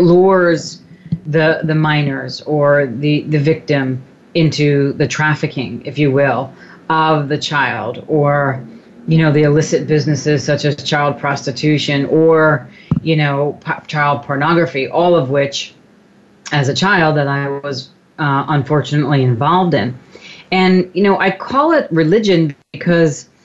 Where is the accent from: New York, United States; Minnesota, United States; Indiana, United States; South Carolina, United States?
New York, United States; Long Island; also born or lived in Brooklyn, New York; we moved out from Brooklyn to Long Island